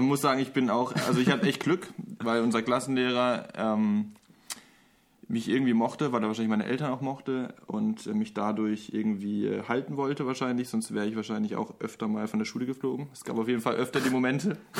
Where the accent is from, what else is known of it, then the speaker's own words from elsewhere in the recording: Lörrach, Baden-Württemberg, Germany; also born or lived in Mannheim; bin dann recht früh nach Lorach gezogen. Das ist eigentlich, das liegt genau an der Grenze zu Basel und zu Frankreich. Im Dreiländereck